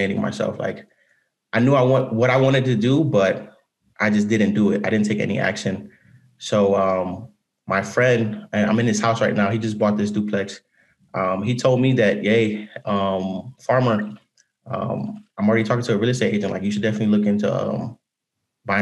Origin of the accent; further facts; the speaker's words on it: Cleveland, Ohio, United States; moved away as an adult; I'm from Cleveland, Ohio. I graduated high school in like around May of 2018.